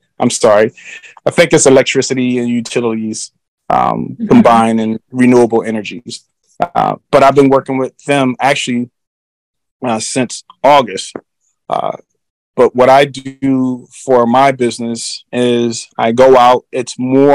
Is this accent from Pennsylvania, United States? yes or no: yes; Philadelphia, Pennsylvania, United States; moved away as an adult; I grew up in the cities of Philadelphia, a city of brotherly love